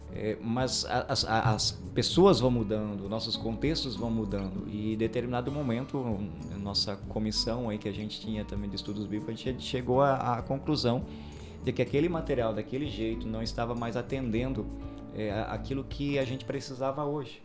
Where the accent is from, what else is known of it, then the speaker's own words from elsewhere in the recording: Aurora, Brazil; eu sou natural do Distrito do Sul, Aurora